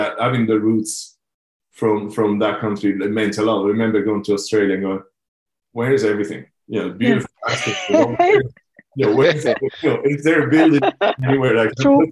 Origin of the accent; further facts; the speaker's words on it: Rome, Lazio, Italy; moved away as an adult; I left Italy quite young. I was 23. So up to that point, growing up in Rome